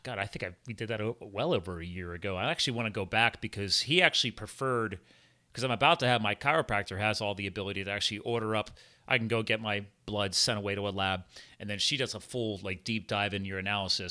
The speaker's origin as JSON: {"language": "English", "country": "United States", "tie": "born or raised there", "said": "I was born in the USA, so I'm American"}